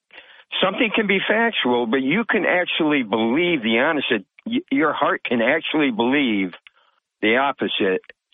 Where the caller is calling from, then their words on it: Vestal, New York, United States; Good morning there, Bob. … from Vestal.